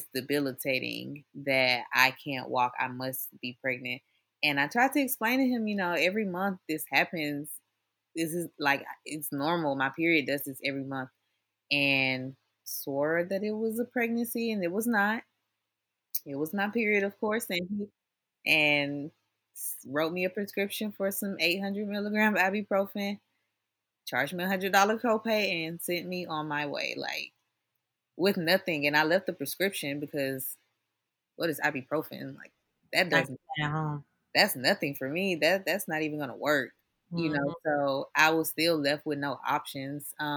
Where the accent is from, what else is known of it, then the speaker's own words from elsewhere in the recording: Atlanta, Georgia, United States; also born or lived in Valdosta, Georgia; I'm from Atlanta and I live in Atlanta, during this time of my life, I was living in Valdosta, going to school